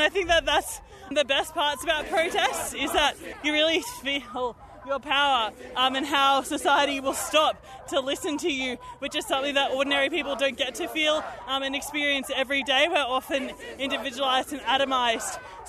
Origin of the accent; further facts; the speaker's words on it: New South Wales, Australia; I'm from the Illawarra where they do longwall mining in the Illawarra water catchment.